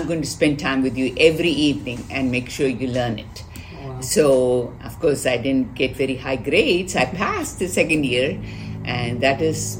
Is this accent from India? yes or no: yes; Chennai, Tamil Nadu, India; moved away as an adult; now in Houston, United States; I'm from Madras, Chennai